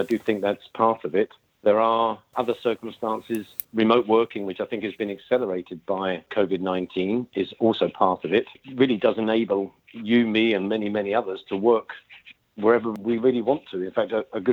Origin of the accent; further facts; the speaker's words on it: United Kingdom; as you can tell from my accent, I'm from the UK.